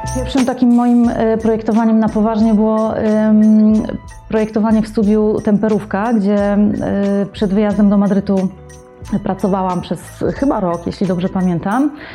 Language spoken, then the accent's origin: Polish; Warsaw, Masovian Voivodeship, Poland; also born or lived in Madrid, Spain / New York, United States; pochodzę z Warszawy, tutaj też mieszkam i pracuję